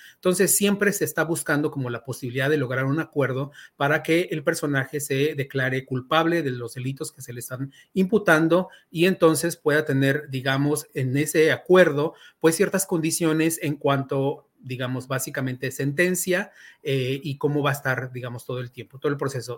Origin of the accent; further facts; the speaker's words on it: Mexico; como mexicanos